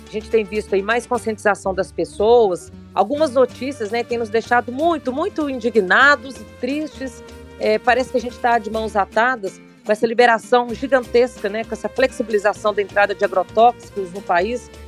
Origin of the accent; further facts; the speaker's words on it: Minas Gerais, Brazil; also born or lived in Belo Horizonte; Eu sou de Minas, estou aqui em Belo Horizonte